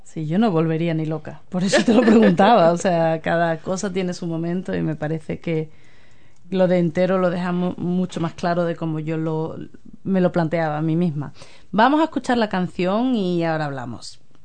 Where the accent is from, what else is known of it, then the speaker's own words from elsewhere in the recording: Spain; now in New Zealand; yo soy española